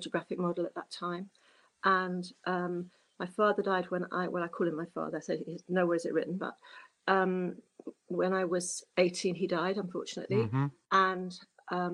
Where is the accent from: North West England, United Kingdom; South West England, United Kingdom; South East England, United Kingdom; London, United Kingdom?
London, United Kingdom; I was actually born in London, but my mother came over from Prague